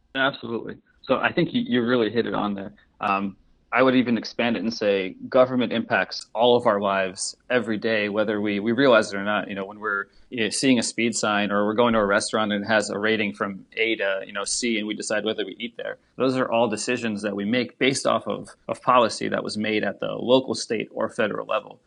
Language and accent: English; Saint Petersburg, Russia; also born or lived in United States; now in Washington, D.C., United States; originally, I, I was born in Saint Petersburg in Russia, and then we immigrated over to the U S